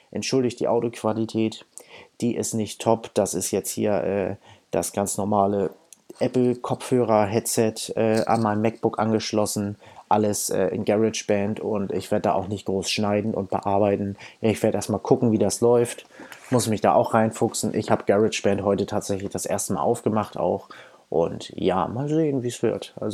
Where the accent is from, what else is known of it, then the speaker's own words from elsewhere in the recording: Hamburg, Germany; Ich komme aus Hamburg, bin 28 Jahre alt